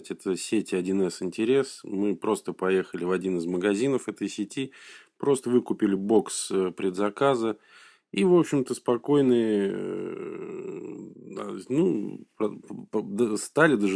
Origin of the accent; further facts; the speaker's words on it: Saint Petersburg, Russia; сказать, э, петербуржец. Вот, это, может быть, тоже имеет значение.